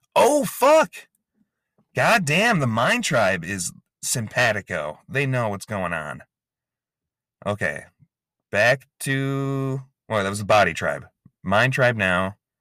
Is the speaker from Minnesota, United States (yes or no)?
yes; Inver Grove Heights, Minnesota, United States; I'm from Invergrove Heights, Minnesota. That's where the pod factory is located